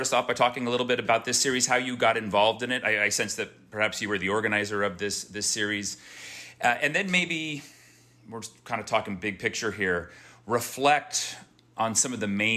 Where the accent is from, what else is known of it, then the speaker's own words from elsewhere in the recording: Oakland, California, United States; now in North Carolina, United States; I am from Oakland